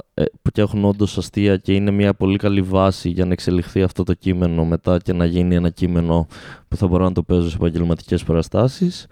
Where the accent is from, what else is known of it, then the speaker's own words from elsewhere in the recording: Alexandroupoli, Eastern Macedonia and Thrace, Greece; moved away as an adult; also born or lived in Orestiada; now in Thessaloniki, Greece; την πόλη μου